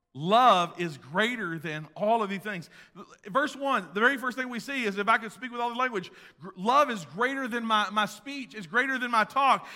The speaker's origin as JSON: {"language": "English", "country": "United States", "said": "I'm an American."}